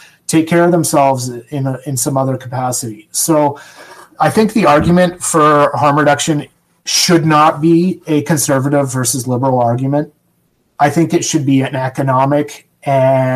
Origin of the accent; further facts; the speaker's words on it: Canada; I'm Canadian